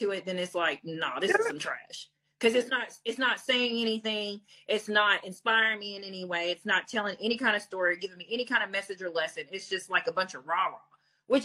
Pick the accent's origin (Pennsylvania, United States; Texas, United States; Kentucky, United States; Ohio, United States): Kentucky, United States; Hazard; I grew up in Hazard, Kentucky, like Lily White majority